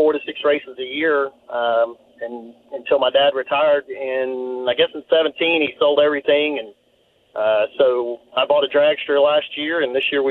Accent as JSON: {"language": "English", "region": "Louisiana", "country": "United States", "tie": "born or raised there", "moved": "yes", "lives_now": "Katy, United States", "said": "I grew up in Louisiana"}